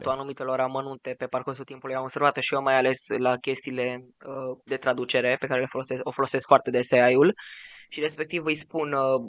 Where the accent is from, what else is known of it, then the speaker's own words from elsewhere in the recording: Romania; noi suntem din România